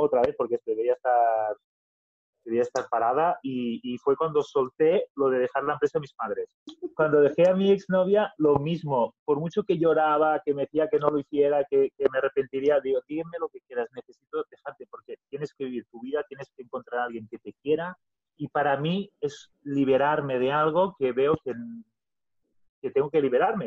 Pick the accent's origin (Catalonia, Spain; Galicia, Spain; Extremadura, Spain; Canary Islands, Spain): Catalonia, Spain; first language Catalan; Spanish is a second language; los catalanes hablamos el catalán porque es lo que hemos aprendido, es el idioma más fácil, es el idioma de la tierra nuestra